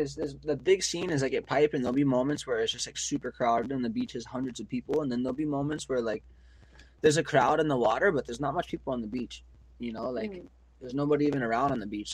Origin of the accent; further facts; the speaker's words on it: Maui, Hawaii, United States; moved away as an adult; now in Oahu, United States; I was growing up in Maui